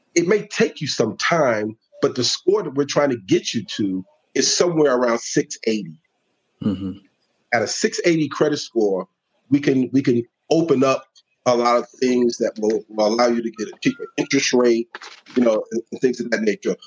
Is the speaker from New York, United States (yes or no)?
yes; New York City, New York, United States; moved away as an adult; also born or lived in Georgia; now in Atlanta, United States; born and raised in the Bronx